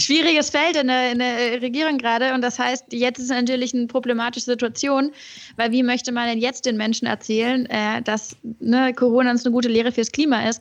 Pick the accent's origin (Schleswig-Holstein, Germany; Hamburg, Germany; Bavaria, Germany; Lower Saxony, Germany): Hamburg, Germany; moved away as an adult; also born or lived in Göttingen; now in Berlin, Germany; bei mir in, in Hamburg, wo ich aufgewachsen